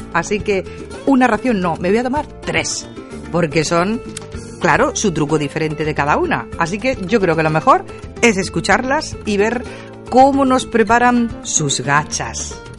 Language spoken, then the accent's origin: Spanish; Porcuna, Andalusia, Spain; de Porcuna